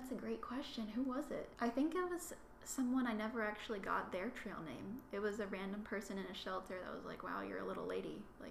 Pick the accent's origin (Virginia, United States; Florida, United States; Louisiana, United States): Virginia, United States; I grew up in Shenandoah, so lived 8 minutes from the park there.